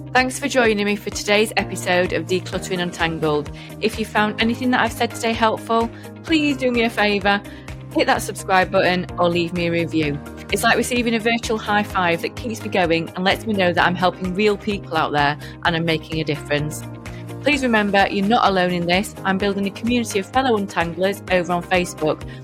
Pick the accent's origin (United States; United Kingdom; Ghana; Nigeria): United Kingdom; I'm proper British